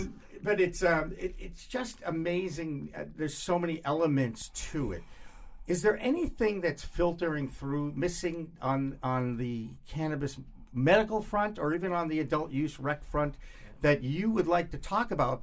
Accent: Massachusetts, United States; the backyard that I grew up in in Massachusetts

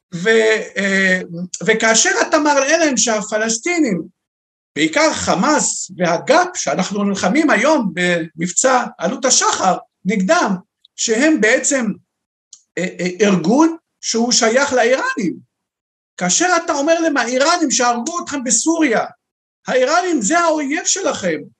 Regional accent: Beirut, Beirut Governorate, Lebanon; moved away as an adult; now in Israel; אני, יליד לבנון, אנחנו מיהודי לבנון, שם גדלתי, למדתי בבית ספר נוצרי

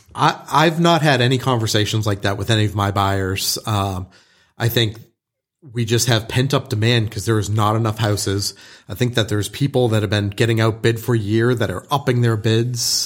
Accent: Boston, Massachusetts, United States; moved away; growing up in Boston

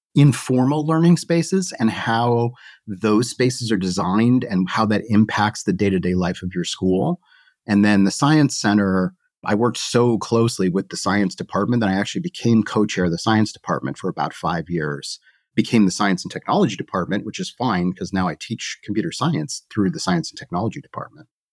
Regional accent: the Northeast near Boston, Massachusetts, United States; I grew up in the Northeast near Boston

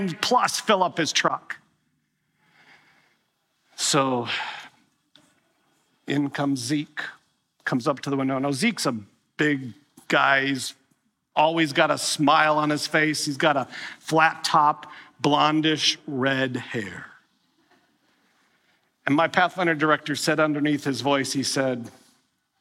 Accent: Wisconsin, United States; growing up in Wisconsin

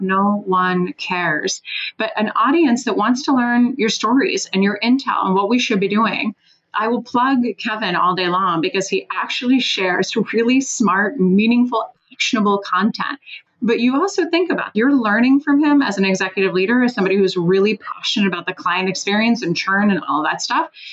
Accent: Switzerland; now in Washington, D.C., United States; I live in Washington, D.C. I'm originally from Switzerland.

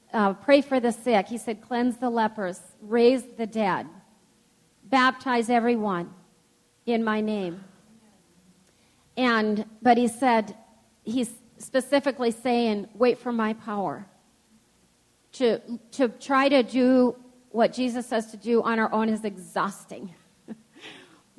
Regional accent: United States; growing up in the United States of America

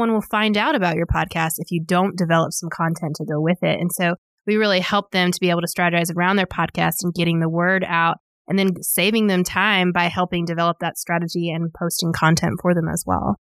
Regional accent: Little Rock, Arkansas, United States; moved away as an adult; now in Northwest Arkansas, United States; I grew up in Little Rock and then moved in college and stayed.

